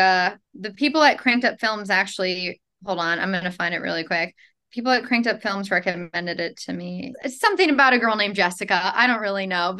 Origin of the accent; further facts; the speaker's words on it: New York, United States; now in Los Angeles, United States; I'm from New York. I'm living in Los Angeles